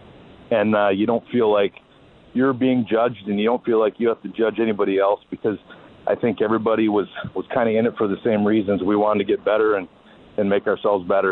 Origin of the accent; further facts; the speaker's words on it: Detroit, Michigan, United States; growing up in Detroit